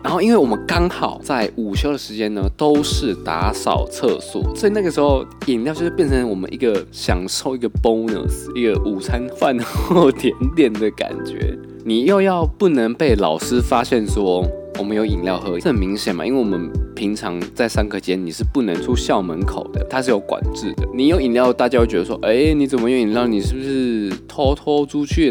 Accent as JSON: {"language": "Chinese", "region": "southern Taiwan", "country": "Taiwan", "tie": "born or raised there", "said": "我们国小，小时候在南部念书，因为我是南部，我是在这边的小学"}